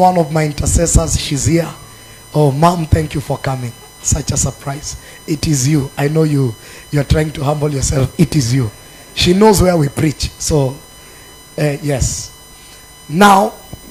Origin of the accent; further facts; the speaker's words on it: Narok, Narok County, Kenya; I was born in Narok. I'm just an ordinary Narok boy